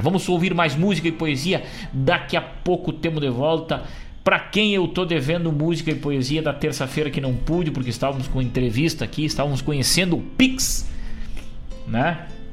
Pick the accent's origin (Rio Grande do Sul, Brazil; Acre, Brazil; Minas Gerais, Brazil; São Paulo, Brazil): Rio Grande do Sul, Brazil; Rosário do Sul; now in Guaíba, Brazil; Eu que tenho o garrão vincado lá em Rosário do Sul, minha terra natal, minha terra querida